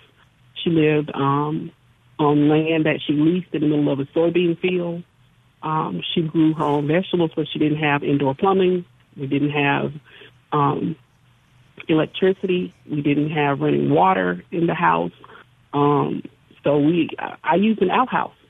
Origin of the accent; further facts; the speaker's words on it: Jackson, Mississippi, United States; also born or lived in Yazoo County, Mississippi; I grew up in Jackson